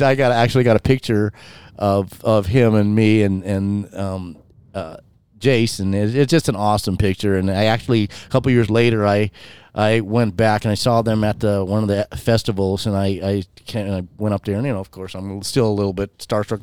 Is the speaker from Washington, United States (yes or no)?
yes; Washington, United States; I'm from Washington State